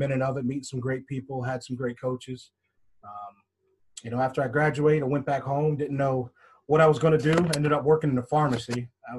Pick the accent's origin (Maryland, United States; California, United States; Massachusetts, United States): Maryland, United States; Harford County; moved away; originally I'm from Maryland, Harford County, Maryland. Played soccer out there all my life growing up.